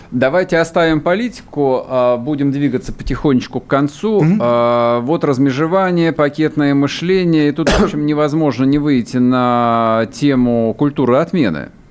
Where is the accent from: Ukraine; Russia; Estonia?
Russia; мы русские люди